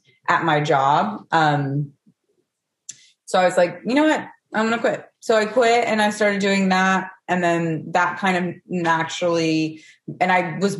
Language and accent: English; Knoxville, Tennessee, United States; moved away as an adult; also born or lived in Charleston, South Carolina; now in Los Angeles, United States; Okay, so I'm from Tennessee. I'm from Knoxville, Tennessee.